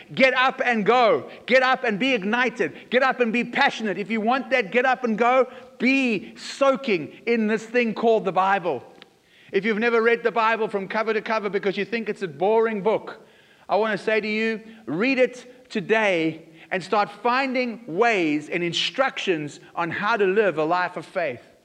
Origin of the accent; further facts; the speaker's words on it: South Africa; I was growing up in South Africa